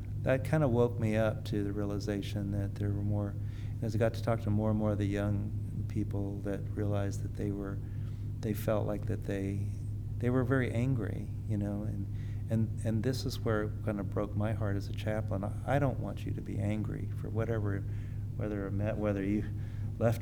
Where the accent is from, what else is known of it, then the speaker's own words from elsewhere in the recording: California, United States; I grew up in California.